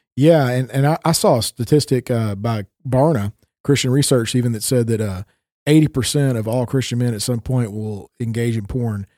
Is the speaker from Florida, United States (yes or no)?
no; Tennessee, United States; moved away as an adult; now in Minnesota, United States; I haven't grown up in Tennessee for, you know, twenty-four years and then moving up to the northern regions of the United States